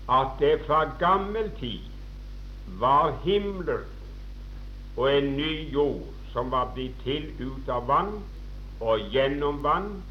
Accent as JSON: {"language": "Norwegian", "town": "Åkerhamn", "region": "Rogaland", "country": "Norway", "said": "Jeg husker en gang hjemme i Åkerhamn"}